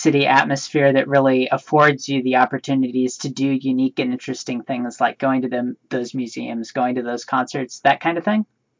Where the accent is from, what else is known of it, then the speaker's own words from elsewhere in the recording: Seattle, Washington, United States; as a Seattle native